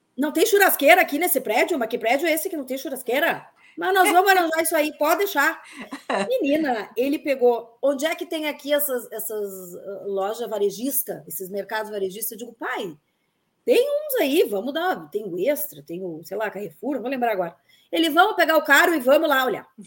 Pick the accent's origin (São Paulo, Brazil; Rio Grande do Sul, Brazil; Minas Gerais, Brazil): Rio Grande do Sul, Brazil; Bento Gonçalves; moved away as an adult; also born or lived in Caxias do Sul; now in Brasília, Brazil; eu sou de Bento Gonçalves, nascida em Bento Gonçalves